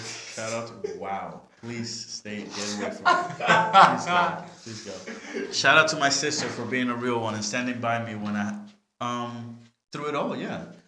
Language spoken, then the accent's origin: English; New York City, New York, United States; I'm a New Yorker through and through